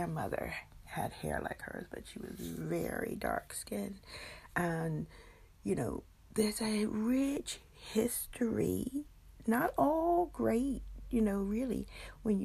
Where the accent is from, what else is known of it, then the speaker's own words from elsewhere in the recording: United States; I, as African American